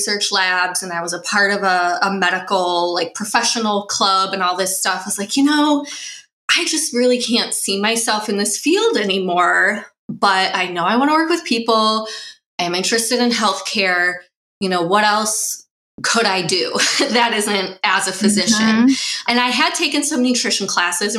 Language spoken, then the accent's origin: English; Midwest, United States; I grew up in the Midwest, kind of traditional meat and potatoes diet as a kid.